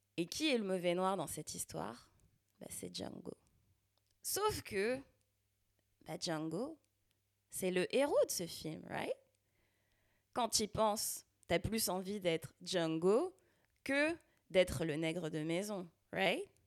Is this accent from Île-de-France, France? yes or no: yes; Val-de-Marne, Île-de-France, France; accent: banlieusard; moved away as an adult; now in Quebec, Canada; je suis née et j'ai grandi dans le Val-de-Marne, en banlieue